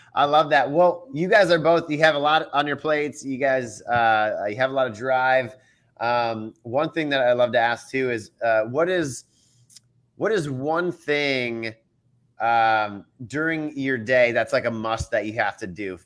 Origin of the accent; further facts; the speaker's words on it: Minnesota, United States; now in Dallas-Fort Worth, United States; I'm from Minnesota